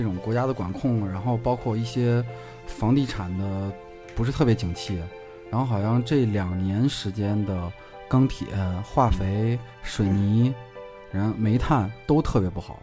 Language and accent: Chinese; Gansu, China; moved away; 我以前小时候是在甘肃的时候，然后爸妈是在化工厂